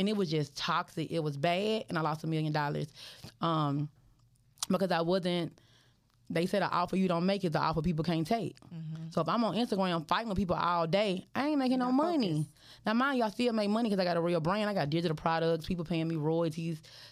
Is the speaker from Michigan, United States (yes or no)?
no; Memphis, Tennessee, United States; I'm from Memphis